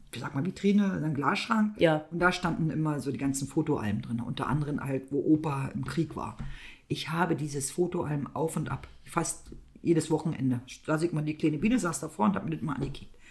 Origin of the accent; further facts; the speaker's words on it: East Germany, Germany; ich bin ja aus dem Osten.